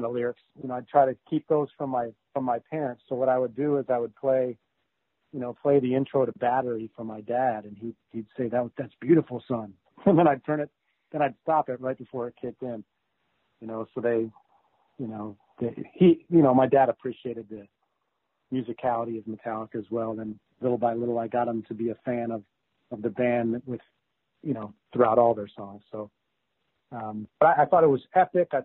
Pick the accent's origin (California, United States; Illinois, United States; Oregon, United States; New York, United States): Illinois, United States; Chicago; I was in Chicago, so I was somewhere in between fourth and seventh grade